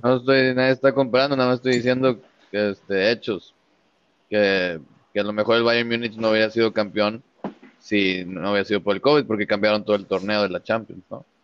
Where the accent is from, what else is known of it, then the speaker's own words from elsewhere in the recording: Mexico; nosotros los mexicanos